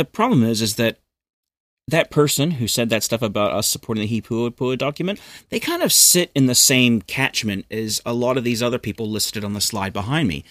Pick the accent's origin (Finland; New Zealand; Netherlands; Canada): New Zealand; also born or lived in United States; I was born in America, but I moved to New Zealand in nineteen eighty-nine as a nine-year-old boy.